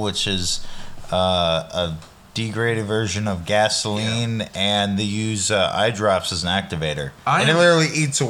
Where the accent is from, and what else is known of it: California, United States